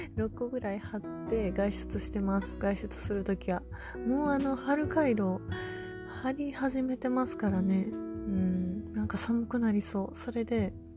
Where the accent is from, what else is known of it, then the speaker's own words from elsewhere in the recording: Kansai, Japan; 関西人、関西人やからなんかもしれないんですけど